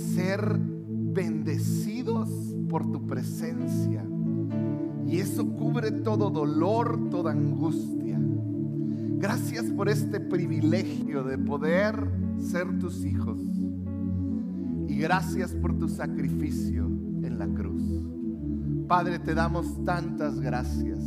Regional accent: Mexico; los mexicanos celebramos la Pascua

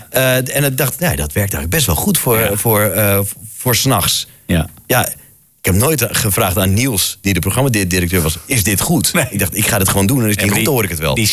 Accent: Friesland, Netherlands; Toen dacht ik: Ja, ja ik kom uit Friesland. We moeten iets doen met het Friese volkslied.

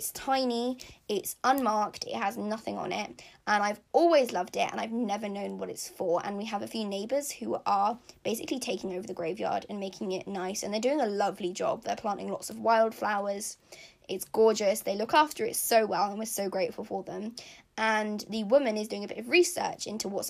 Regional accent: London, United Kingdom; Hackney, which is where I was born in London, just has that nostalgia factor for me, and has that, like, childhood factor

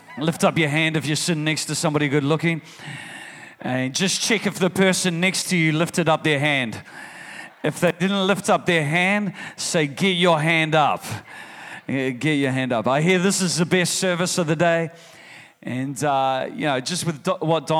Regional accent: New Zealand; I'm from New Zealand

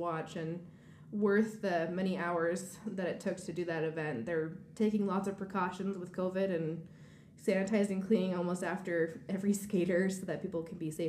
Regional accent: Washington, United States; moved away; also born or lived in Colorado / Tennessee / New York; I grew up in Washington State, and I was born and raised on a farm until I moved to Colorado for my skating.

